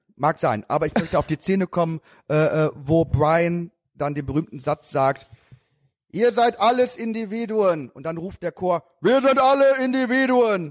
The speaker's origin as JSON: {"language": "German", "area": "Haaren", "region": "North Rhine-Westphalia", "country": "Germany", "tie": "born or raised there", "said": "Ich bin groß geworden in Haaren, Erika. Und zwar in den achtzigern und neunzigern"}